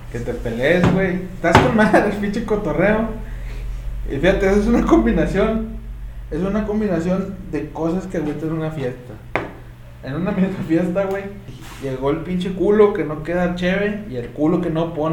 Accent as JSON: {"language": "Spanish", "town": "Monterrey", "region": "Nuevo León", "country": "Mexico", "said": "los que somos de Monterrey"}